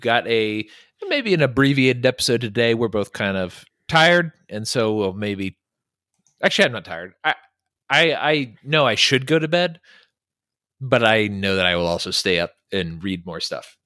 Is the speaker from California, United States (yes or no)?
yes; California, United States; moved away; also born or lived in Virginia; growing up in California, which is a huge state, we traveled all the time to other states